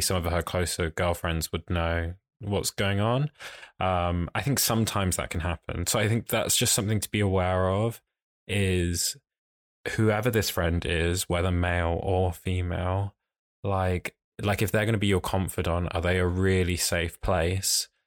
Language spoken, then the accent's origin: English; Essex, East of England, United Kingdom; I'm from Essex, which is, like, further out in London